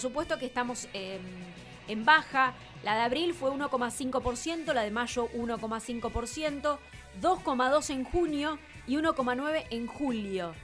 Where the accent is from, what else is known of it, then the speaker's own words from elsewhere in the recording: Argentina; la mentalidad que nosotros tenemos como argentinos